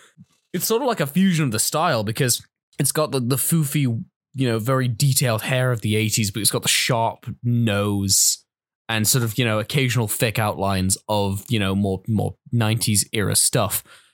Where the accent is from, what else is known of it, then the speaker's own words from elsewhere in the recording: Scotland, United Kingdom; I'm Scottish.